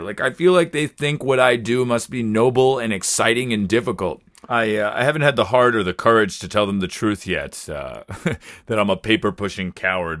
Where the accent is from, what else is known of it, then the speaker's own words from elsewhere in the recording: United States; moved away as an adult; now in Japan; I am American